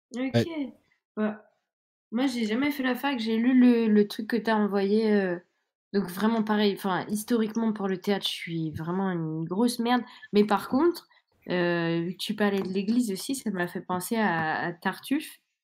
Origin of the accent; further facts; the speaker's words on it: Saint-Denis, Île-de-France, France; now in Strasbourg, France; moi j'habite maintenant à Strasbourg, mais là, par exemple, je suis à Saint-Denis et c'est donc là d'où je viens